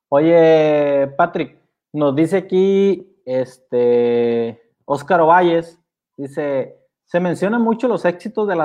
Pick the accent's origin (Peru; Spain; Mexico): Mexico; algo que a mí me preocupa es que pues como mexicanos estamos más esperanzados a una vacuna que empezar a, cuidarnos, pues, ¿no?